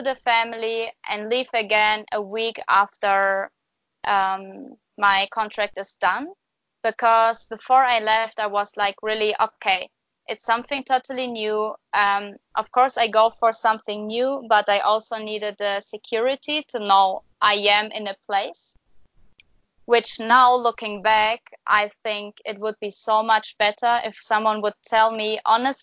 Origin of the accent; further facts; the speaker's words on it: Germany; moved away as an adult; also born or lived in New Zealand; I go back to Germany, to the place where I used to live